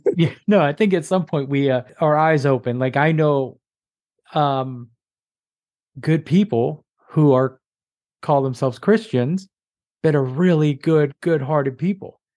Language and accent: English; Corsicana, Texas, United States; now in New Jersey, United States; I grew up in Texas. I'm from Texas